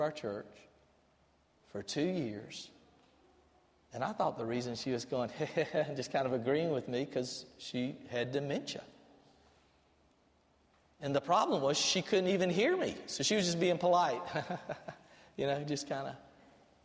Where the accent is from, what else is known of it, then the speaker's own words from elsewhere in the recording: Albany, Georgia, United States; I grew up in Albany, Georgia, watching Paul Dean lead the music